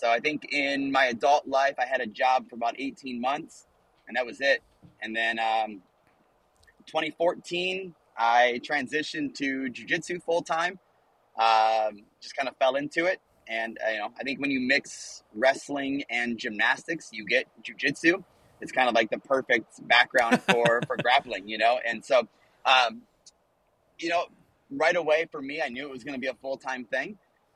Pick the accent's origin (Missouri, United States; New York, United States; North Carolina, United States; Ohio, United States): Ohio, United States; moved away; And so I'm from Ohio